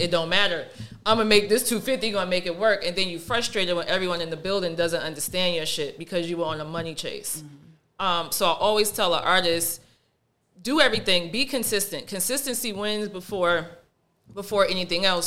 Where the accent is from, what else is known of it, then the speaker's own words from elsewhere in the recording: New York, United States; I'm from New York